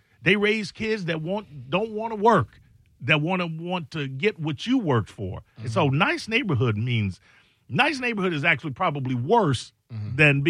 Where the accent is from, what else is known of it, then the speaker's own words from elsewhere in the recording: Chicago, Illinois, United States; I'm from Chi-Town.